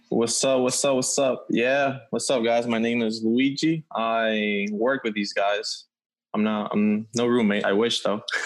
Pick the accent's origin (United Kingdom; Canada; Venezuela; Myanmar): Venezuela; moved away; I'm from Venezuela